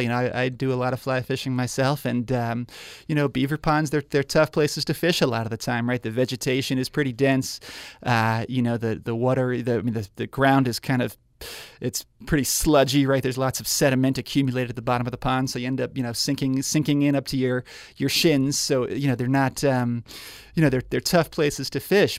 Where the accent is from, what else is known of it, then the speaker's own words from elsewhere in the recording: New York, United States; now in Spokane, United States; I grew up in New York